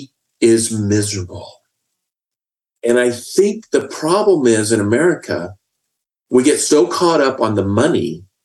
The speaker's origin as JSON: {"language": "English", "region": "Indiana", "country": "United States", "tie": "born or raised there", "moved": "yes", "lives_now": "Texas, United States", "said": "as a young child growing up in Indiana"}